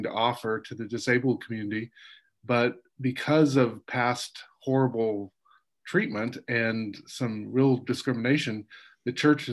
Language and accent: English; Kansas, United States; moved away; also born or lived in New Jersey; I'm from Kansas